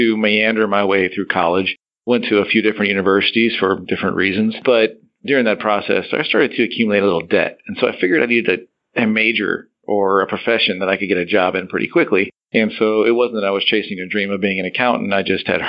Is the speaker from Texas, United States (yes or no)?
yes; San Antonio, Texas, United States; I came back home. I'm from San Antonio